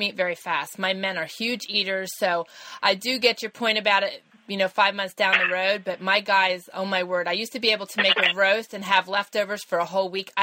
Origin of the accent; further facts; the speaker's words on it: Pennsylvania Dutch country, United States; now in Idaho, United States; I grew up in Pennsylvania Dutch country, so with Pennsylvania Dutch heritage